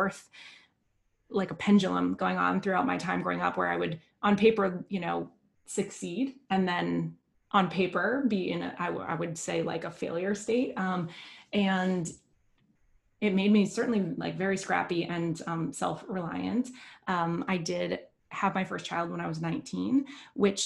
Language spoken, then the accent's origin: English; United States; growing up in the United States